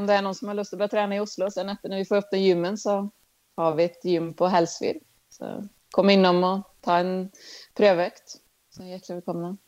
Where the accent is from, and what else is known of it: Sweden; now in Norway